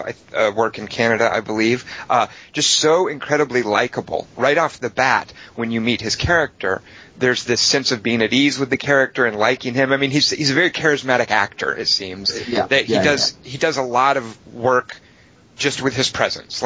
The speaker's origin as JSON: {"language": "English", "country": "United States", "said": "as an American"}